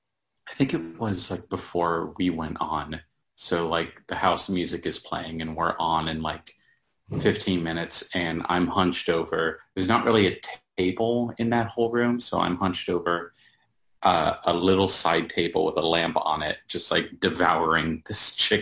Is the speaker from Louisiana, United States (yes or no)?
no; Apex, North Carolina, United States; also born or lived in Cary, North Carolina / Greensboro, North Carolina / Durham, North Carolina; I was born in Cary, and then we kind of moved all over the place. My family eventually settled down in Apex.